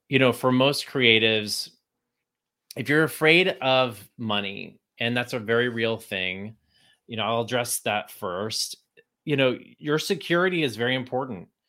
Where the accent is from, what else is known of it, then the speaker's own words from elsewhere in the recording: Texas, United States; moved away; hate being from Texas. I did not want anyone to know I was from Texas when I moved to New York.